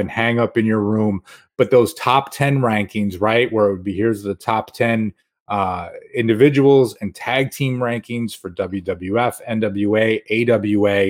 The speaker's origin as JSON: {"language": "English", "town": "Rochester", "region": "New York", "country": "United States", "tie": "born or raised there", "said": "growing up in Rochester"}